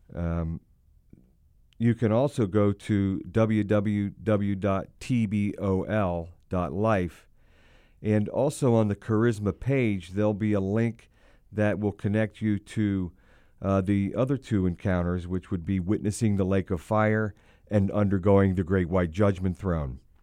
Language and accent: English; Hershey, Pennsylvania, United States; I was born and raised in the sweetest place on earth, and that would be downtown Hershey, Pennsylvania.